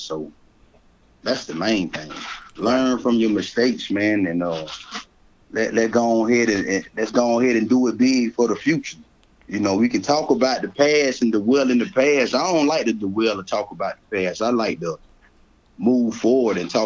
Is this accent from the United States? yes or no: yes; Columbia, South Carolina, United States; I am from Columbia, South Carolina, the northeast side of Columbia, South Carolina